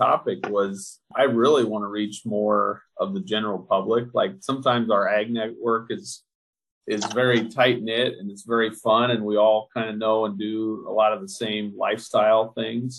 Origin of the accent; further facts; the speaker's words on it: Nebraska, United States; I'm from Nebraska